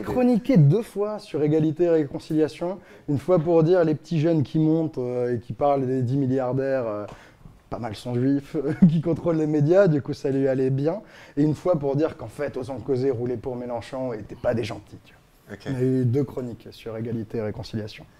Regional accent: Strasbourg, Grand Est, France; moved away as an adult; also born or lived in Paris; je viens de Strasbourg.

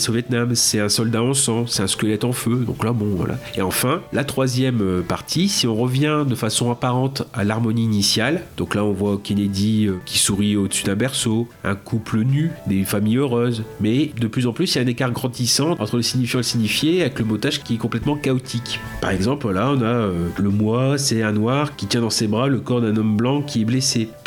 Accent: France; on le connaît pas en tant que français

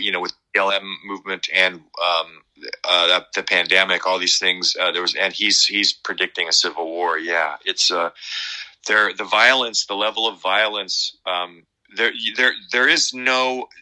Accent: Medford, Oregon, United States; now in California, United States; my hometown up in oregon medford

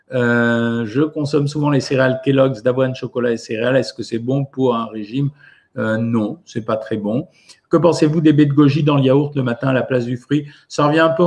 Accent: Normandy, France; En tant que bonne normande, c'est la galette à la pomme.

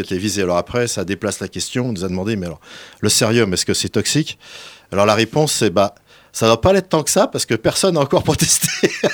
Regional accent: Bourgogne-Franche-Comté, France; je suis originaire du Morvan

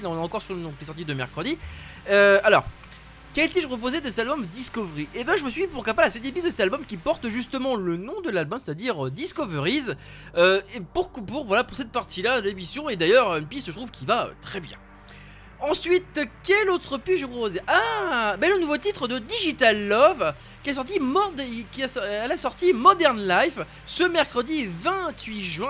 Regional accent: France; chez nous en France

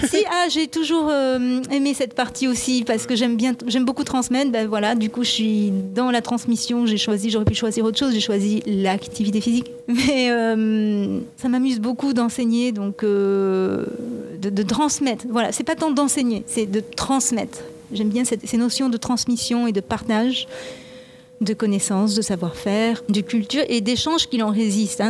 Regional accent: Japan; now in France; je suis moitié japonaise et je suis née, j'ai grandi au Japon

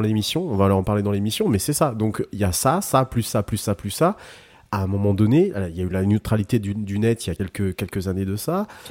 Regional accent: Brittany, France; chez nous en Bretagne

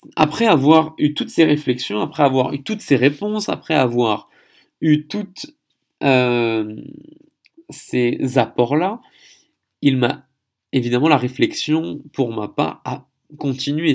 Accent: Paris, Île-de-France, France; moved away as an adult; also born or lived in Seine-Saint-Denis, France / Gatineau, Quebec, Canada; now in Andong, South Korea; Je suis français, parisien, ayant vécu en Seine-Saint-Denis

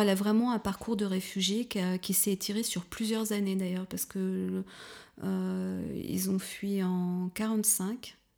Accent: Paris region, Île-de-France, France; moved away as an adult; also born or lived in Touraine; now in Berlin, Germany; Je suis née en Touraine, mais j'ai grandi dans la région parisienne, en fait, en banlieue.

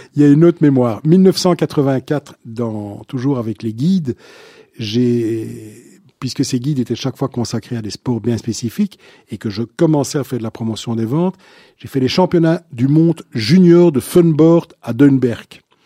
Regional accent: Brussels, Brussels-Capital Region, Belgium; je suis bruxellois à la base, donc un, vrai de vrai bruxellois

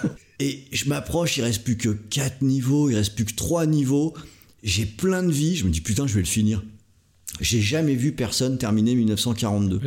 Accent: Brittany, France; à la base je suis breton

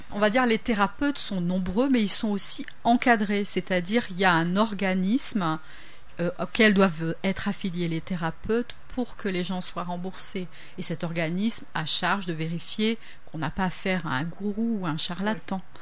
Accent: Le Tampon, Réunion; moved away as an adult; also born or lived in Metropolitan France / Switzerland; je suis réunionnaise de base on va dire. De quel coin de la Réunion De la plaine des Cafres. La plaine des euh, Cas. Et puis j'ai fait mes études au lycée du Tampon, etc. Donc je suis partie pour faire mes études.

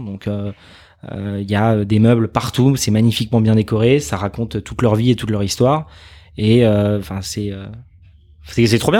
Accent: Arnouville-lès-Mantes, Île-de-France, France; also born or lived in Saint-Germain-en-Laye; j'ai grandi pendant 18 ans à Arnouville-les-Mantes euh, chez mes parents

